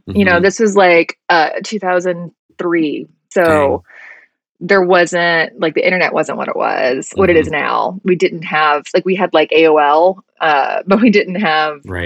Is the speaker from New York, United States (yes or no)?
no; Alabama, United States; I grew up in Alabama